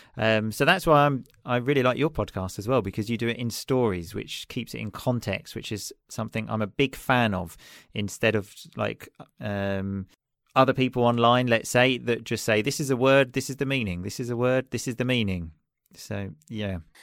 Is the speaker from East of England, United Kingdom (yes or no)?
yes; Chelmsford, East of England, United Kingdom; moved away as an adult; now in Sicily, Italy; I am originally from England, um, a city just outside London called Chelmsford